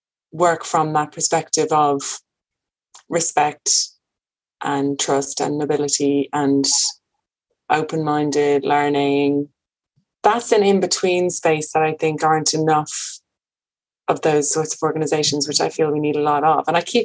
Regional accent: Birmingham, West Midlands, United Kingdom; now in Leitrim, Ireland; no, yeah, I am from here. I'm from Birmingham. Yeah, I live here in Leitrim.

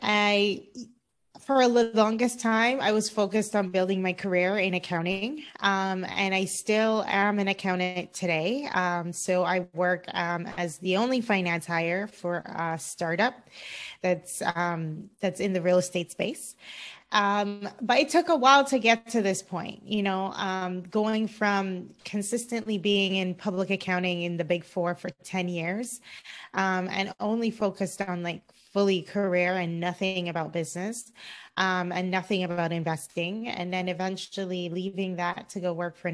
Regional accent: Cayman Islands; also born or lived in Florida, United States; now in Los Angeles, United States; I'm originally from the Cayman Islands. I grew up in the Cayman Islands.

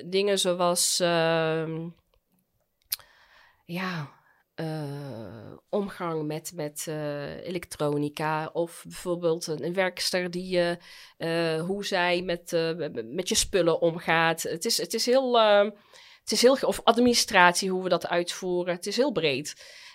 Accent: United Arab Emirates; now in Netherlands; Want ja, ik kom uit de Emiraten, waar je als vrouw op handen gedragen wordt.

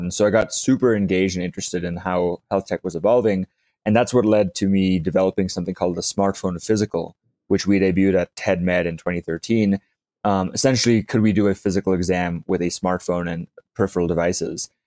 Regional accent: South Africa; I grew up in South Africa

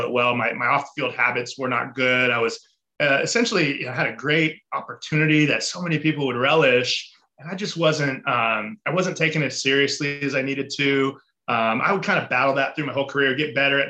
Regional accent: Mission Viejo, California, United States; I grew up in Southern California, a little town called Mission Viejo

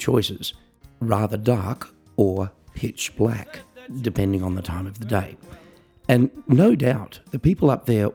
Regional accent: Australia; I'm an Australian piano entertainer

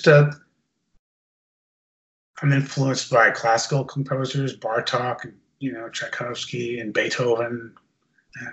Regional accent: San Francisco, California, United States; San Francisco. My hometown

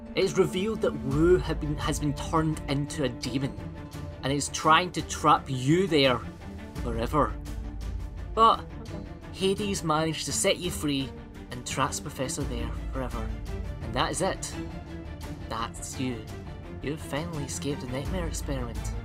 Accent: Scotland, United Kingdom; accent: Scottish; my Scottish accent

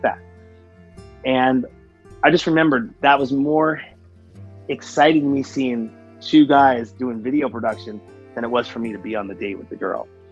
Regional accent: Seattle, Washington, United States; I'm from Seattle, Washington

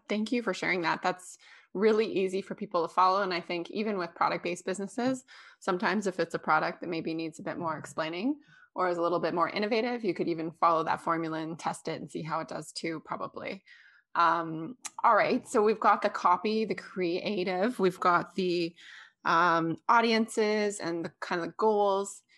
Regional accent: Canada; I'm from Canada

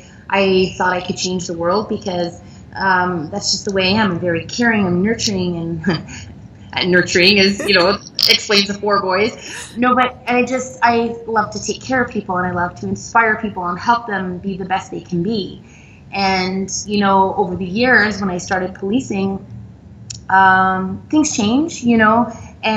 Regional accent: Montreal, Quebec, Canada; moved away as an adult; now in Ontario, Canada; my hometown is Montreal, and I moved to Ontario because my French, I mean, I'm an English Quebecois

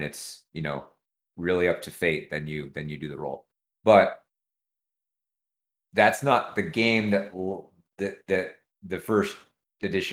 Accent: California, United States; I'm from California

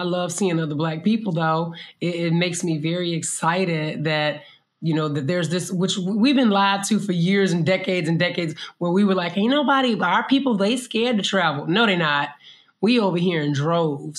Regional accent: United States; moved away as an adult; in the States, again, we as Black people, we learned to shift

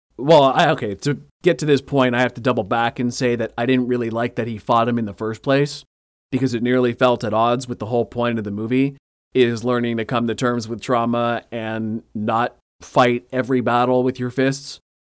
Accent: Canada; I'm coming from Canada

